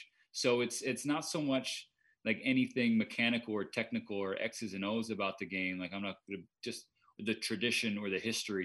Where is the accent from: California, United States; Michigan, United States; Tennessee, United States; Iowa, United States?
California, United States; Southern; moved away as an adult; also born or lived in Eugene, Oregon / New York City; my entire life growing up in Southern California